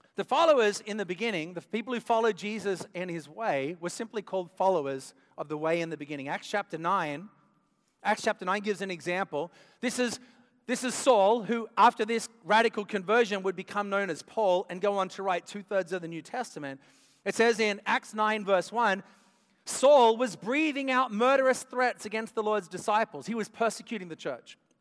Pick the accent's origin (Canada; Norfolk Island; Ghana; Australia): Australia; moved away; I grew up in Australia